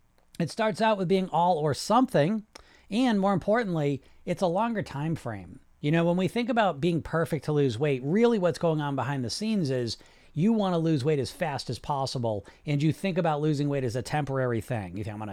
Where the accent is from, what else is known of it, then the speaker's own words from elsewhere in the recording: Poland; And, I'm from Poland. That's cool.